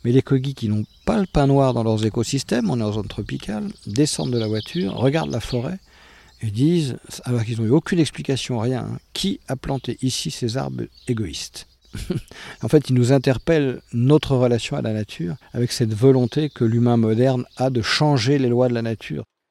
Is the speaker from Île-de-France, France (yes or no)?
yes; Paris, Île-de-France, France; now in Miami, United States; je suis né à Paris, mon père est brésilien, ma mère est de Finlande et, je vis à Miami.